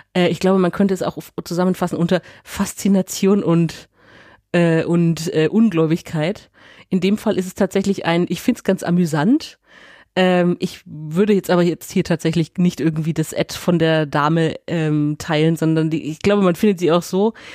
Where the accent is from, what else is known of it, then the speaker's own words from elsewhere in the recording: Nuremberg, Bavaria, Germany; ich komme aus Eibach und Röthenbach, so hart an der Grenze